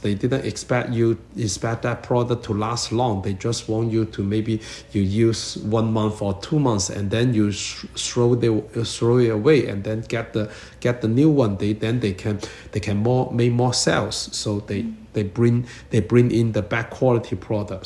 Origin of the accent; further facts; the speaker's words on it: China; moved away as an adult; now in Toronto, Canada; I come from China